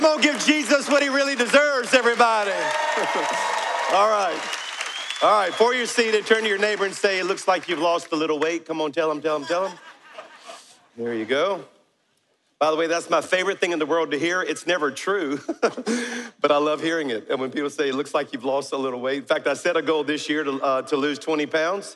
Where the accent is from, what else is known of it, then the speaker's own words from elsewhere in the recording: South Louisiana, United States; now in Alabama, United States; I'm a Cajun from South Louisiana. So our church is in Alabama, but I'm a Cajun from South Louisiana.